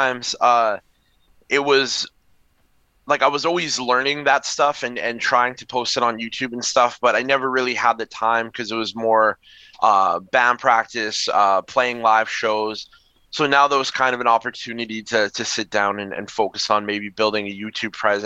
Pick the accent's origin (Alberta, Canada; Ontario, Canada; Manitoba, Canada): Manitoba, Canada; Winnipeg; I'm from Winnipeg